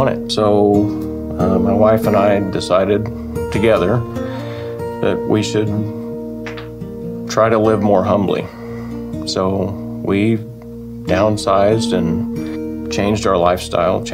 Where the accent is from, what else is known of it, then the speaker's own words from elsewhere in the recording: Oakwood, Illinois, United States; I'm from Oakwood, Illinois